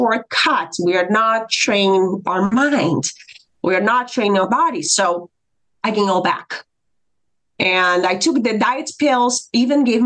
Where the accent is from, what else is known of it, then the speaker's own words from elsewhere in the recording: Brazil; moved away as an adult; now in United States; I am from Brazil